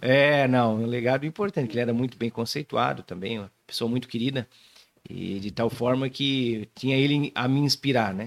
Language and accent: Portuguese; Joinville, Santa Catarina, Brazil; also born or lived in Florianópolis / São Paulo; Sou nascido aqui em Joinville, minha família é daqui